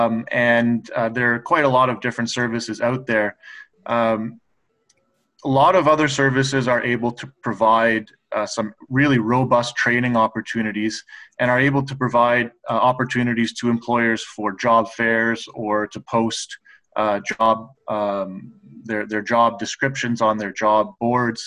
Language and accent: English; Guelph, Ontario, Canada; also born or lived in Japan / West Coast (Canada); I grew up in Guelph, just outside of Guelph, so locally